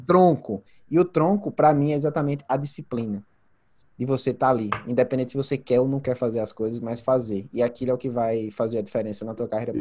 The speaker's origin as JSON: {"language": "Portuguese", "town": "Santa Luzia", "region": "Paraíba", "country": "Brazil", "tie": "born or raised there", "also_born_or_lived": "João Pessoa / United States", "moved": "as an adult", "lives_now": "Australia", "said": "apesar de ter nascido em João Pessoa, morei grande parte da minha, é, da minha infância em Santa Luzia. Depois eu saí de Santa Luzia da casa da minha mãe para ir morar com a minha tia no, é, em João Pessoa"}